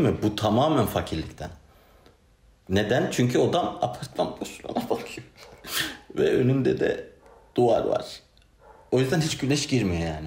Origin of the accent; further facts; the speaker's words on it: Ankara, Turkey; ben Ankaralıyım.